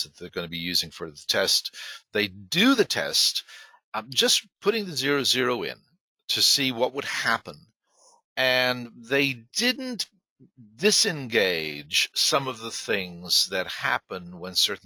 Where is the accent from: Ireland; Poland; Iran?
Ireland; moved away; I was not born there, but I was raised there, and I'm an Irish citizen